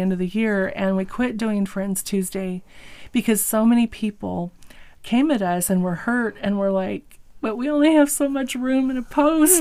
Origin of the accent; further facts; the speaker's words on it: Eastern Washington, United States; also born or lived in California; we were raised in uh, pretty much in Eastern Washington